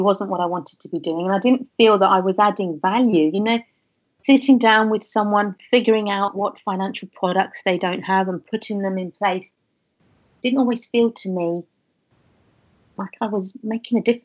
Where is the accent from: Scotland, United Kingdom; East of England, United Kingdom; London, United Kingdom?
London, United Kingdom; I grew up in London